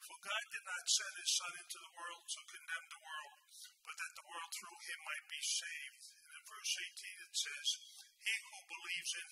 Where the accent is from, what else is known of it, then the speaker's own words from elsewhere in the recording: New York City, New York, United States; I born and raised in Brooklyn, New York.